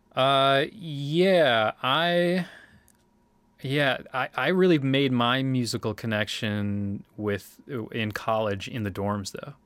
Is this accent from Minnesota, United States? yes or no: yes; Winona, Minnesota, United States; moved away; also born or lived in Oshkosh, Wisconsin; I'm from Winona, Minnesota. Uh, that's where I was born and raised